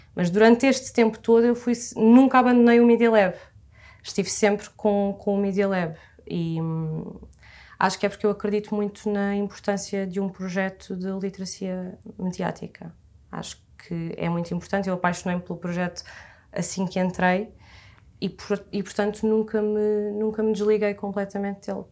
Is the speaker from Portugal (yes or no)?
yes; Massamá, Lisbon, Portugal; tenho 24 anos, sou de Massamá